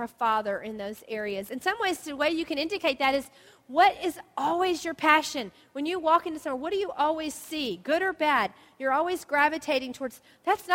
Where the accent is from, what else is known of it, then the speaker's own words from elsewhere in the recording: the South, United States; moved away; We grew up in the South where there were blue jays.